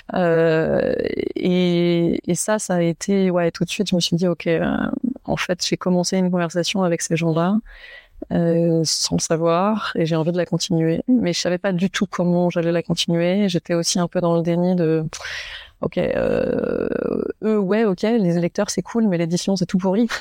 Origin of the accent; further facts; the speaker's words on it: Saint-Malo, Brittany, France; moved away; j'ai grandi à Saint-Malo en, Bretagne